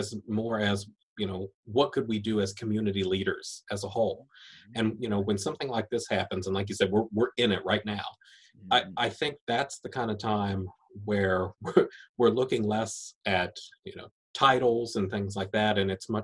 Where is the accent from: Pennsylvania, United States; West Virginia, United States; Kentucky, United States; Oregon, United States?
West Virginia, United States; Taylor County; I'm grateful that I grew up in Taylor County. I'm really happy to be from there.